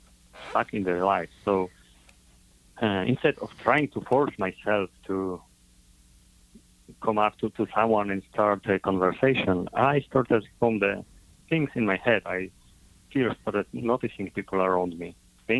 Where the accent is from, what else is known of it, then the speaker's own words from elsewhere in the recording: Poland; I'm coming from Poland, Europe